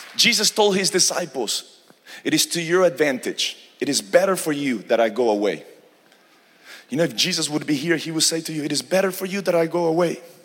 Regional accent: Argentina; now in Houston, United States; I'm originally from Argentina, South America and uh, but we reside in houston texas

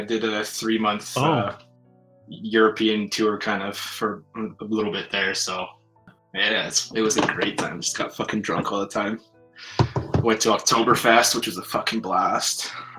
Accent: Saskatchewan, Canada; I'm from Canada, right in the middle of buttfuck nowhere.

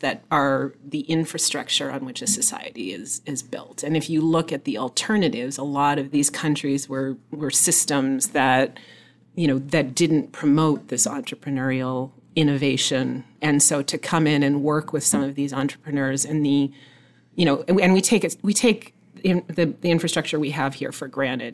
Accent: Nova Scotia, Canada; moved away; I was born in Nova Scotia, so I'm Canadian. My mother's actually American, so I'm half Canadian, half American. And I grew up actually on a small farm in Nova Scotia.

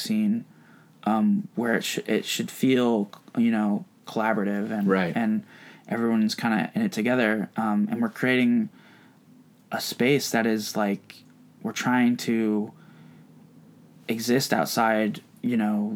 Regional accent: Vermont, United States; moved away as an adult; now in Bay Area, United States; where I grew up in Vermont

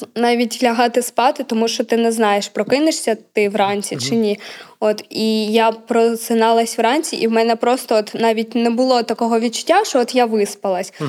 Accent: Bakhmut, Donetsk Oblast, Ukraine; moved away as an adult; now in Lviv, Ukraine; я з Бахмута

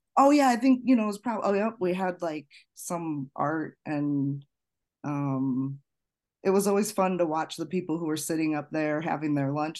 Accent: Chicago suburbs, Illinois, United States; I grew up in the Chicago suburbs

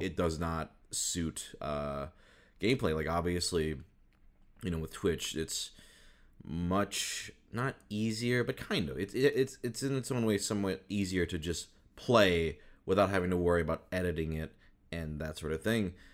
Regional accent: Midwest, United States; moved away; I grew up in the Midwest most of my life

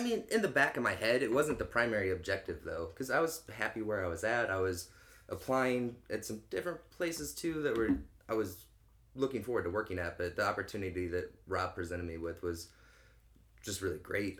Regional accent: St. Clair, Missouri, United States; now in St. Louis, United States; grew up in St. Clair, Missouri

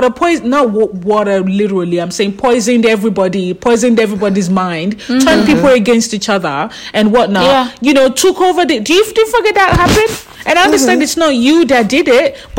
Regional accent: Australia; we're from Australia

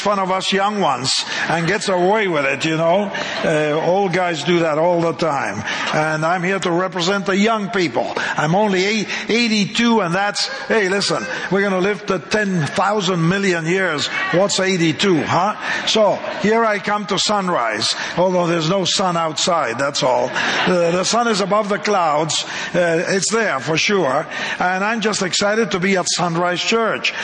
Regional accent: Argentina; moved away; I'm a Latin, you know, I come from Argentina

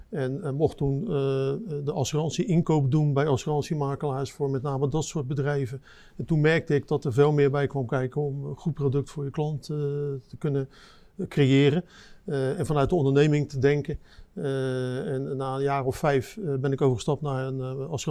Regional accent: Rotterdam, South Holland, Netherlands; Ja, ik denk, ik ben geboren en getogen Rotterdammer, dus ik heb altijd interesse gehad in de haven en alles wat erin gebeurt.

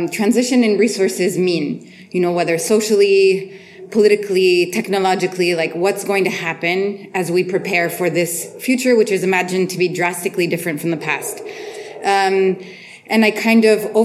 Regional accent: Beirut, Beirut Governorate, Lebanon; I'm from Beirut

